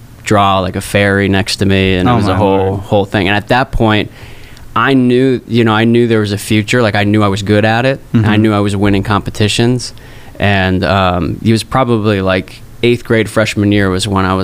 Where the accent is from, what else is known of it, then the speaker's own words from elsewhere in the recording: Arizona, United States; now in New York, United States; I grew up in Arizona, so you know, the cool thing definitely wasn't to be a dancer